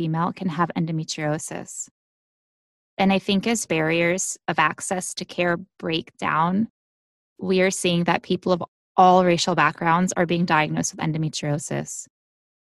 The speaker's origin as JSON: {"language": "English", "country": "United States", "said": "I am from the United States"}